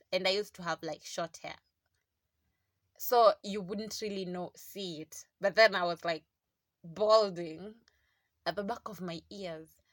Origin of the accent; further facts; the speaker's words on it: South Coast, Kwale County, Kenya; I grew up in South Coast